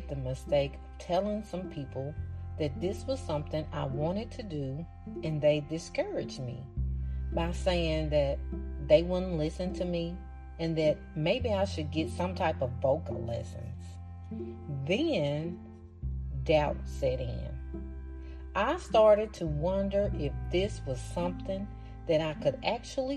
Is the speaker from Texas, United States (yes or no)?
no; Arkansas, United States; accent: thick southern; Arkansas, my home state